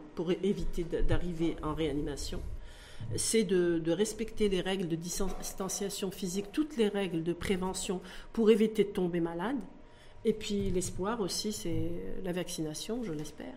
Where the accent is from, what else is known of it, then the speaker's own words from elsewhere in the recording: Morocco; chez nous au Maroc